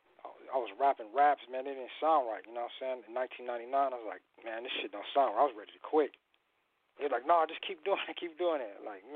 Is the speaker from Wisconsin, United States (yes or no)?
yes; Madison, Wisconsin, United States; now in Riverside, United States; I'm from the Midwest. I'm from Madison, Wisconsin. But I touched out here like in the '80s